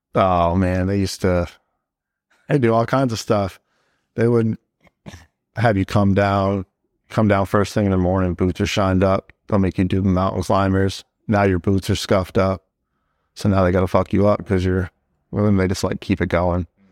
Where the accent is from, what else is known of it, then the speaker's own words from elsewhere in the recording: Southern New Hampshire, United States; moved away as an adult; also born or lived in Nashua, New Hampshire / Hudson, New Hampshire / Merrimack, New Hampshire / Manchester, New Hampshire; now in Fort Drum, United States; I'm from Southern New Hampshire, um, city right on the border of Massachusetts, Nashua, New Hampshire. Um, grew up there for a little while, uh, then we moved over to the town next, next to it, Hudson, and then I went to high school in Merrimack, New Hampshire